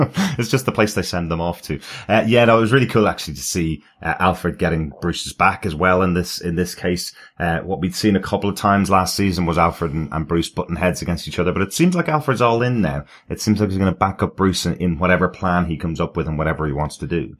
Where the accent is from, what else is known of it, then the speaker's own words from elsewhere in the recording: Ireland; I'm the Irish one.